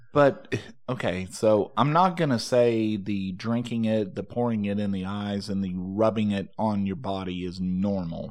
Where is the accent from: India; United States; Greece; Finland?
United States; Texas; growing up in Texas